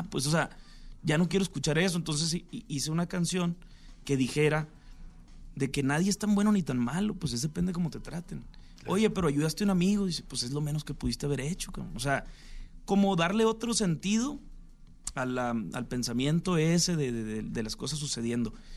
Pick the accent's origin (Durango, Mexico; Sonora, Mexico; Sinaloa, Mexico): Sinaloa, Mexico; yo soy de Sinaloa también.